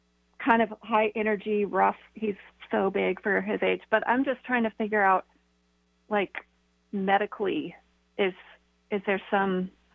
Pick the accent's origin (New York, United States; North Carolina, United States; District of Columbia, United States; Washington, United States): Washington, United States; now in Asheville, United States; I grew up in Washington